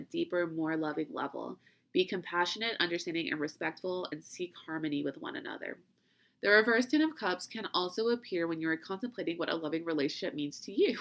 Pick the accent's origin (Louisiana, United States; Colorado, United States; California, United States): Louisiana, United States; I'm from Louisiana